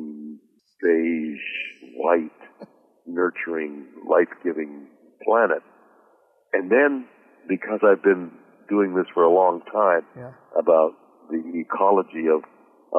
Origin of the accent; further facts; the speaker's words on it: Montreal, Quebec, Canada; The home I grew up in Montreal, we didn't have much music